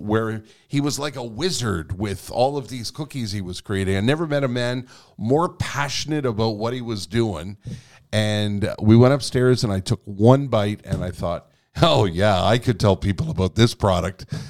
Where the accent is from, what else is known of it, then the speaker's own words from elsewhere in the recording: Quebec, Canada; first language English; I was born here. I was educated in English here